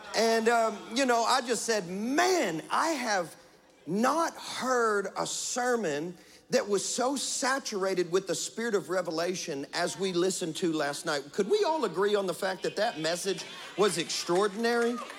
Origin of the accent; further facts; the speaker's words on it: West Kentucky, United States; I'm from West Kentucky